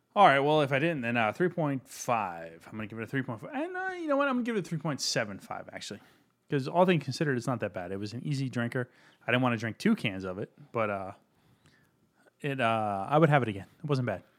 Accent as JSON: {"language": "English", "region": "Virginia", "country": "United States", "tie": "born or raised there", "said": "I grew up in Virginia."}